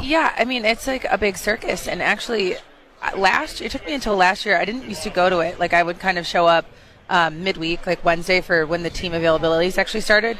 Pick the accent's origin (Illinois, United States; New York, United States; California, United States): Illinois, United States; Chicago; I'm from Chicago